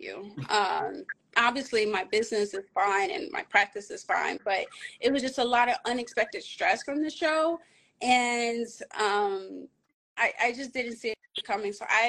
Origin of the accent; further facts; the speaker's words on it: Lake Charles, Louisiana, United States; also born or lived in Caribbean; I grew up in Lake Charles, born and raised.